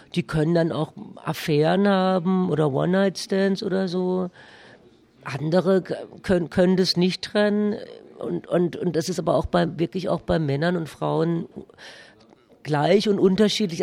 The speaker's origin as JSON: {"language": "German", "region": "Baden-Württemberg", "country": "Germany", "accent": "Baden dialect", "said": "meiner badischen Dialekt"}